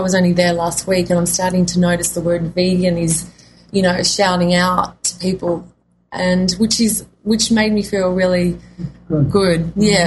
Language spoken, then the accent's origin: English; east coast of New South Wales, Australia; also born or lived in Coffs Harbour; I come from Australia, the east coast of New South Wales